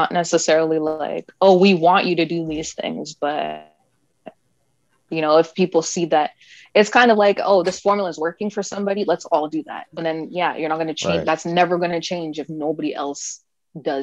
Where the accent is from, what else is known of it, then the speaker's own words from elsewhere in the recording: Canada; as Canadian artists